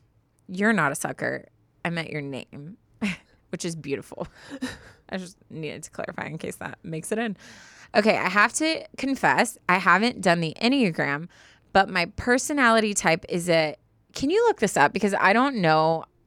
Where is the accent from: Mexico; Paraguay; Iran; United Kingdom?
United Kingdom; London; We're both from London. That's where we met.